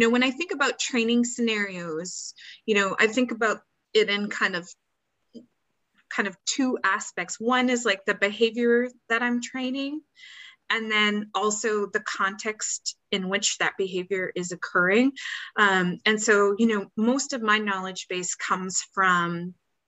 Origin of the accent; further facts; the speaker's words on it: Canada; also born or lived in Seattle, United States; now in Carolina, United States; I'm Canadian